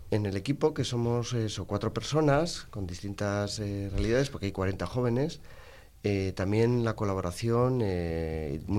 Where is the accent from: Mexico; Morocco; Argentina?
Morocco; Spanish is a second language; now in Spain; cuando yo llamo para preguntar, ya por mi acento, y cuando me preguntan de dónde eres, de Marruecos